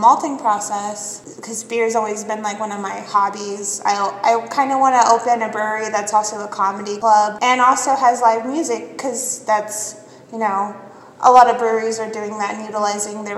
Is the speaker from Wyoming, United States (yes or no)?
yes; Cheyenne, Wyoming, United States; growing up in Cheyenne